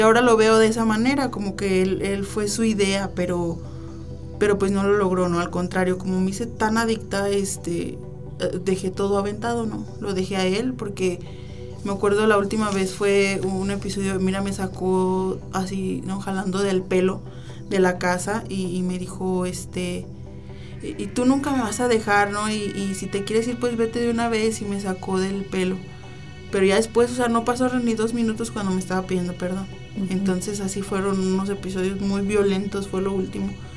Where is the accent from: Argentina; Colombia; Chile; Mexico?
Mexico; León, Guanajuato; moved away; also born or lived in Manzanillo; soy nacida aquí, en León, pero viví muchos años en Manzanillo